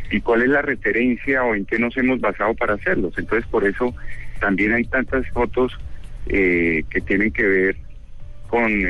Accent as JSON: {"language": "Spanish", "town": "Barranquilla", "region": "Atlántico", "country": "Colombia", "tie": "born there", "lives_now": "Bogotá, Colombia", "said": "No, yo vivo hace muchísimos años en Bogotá, pero sí nací en Barranquilla"}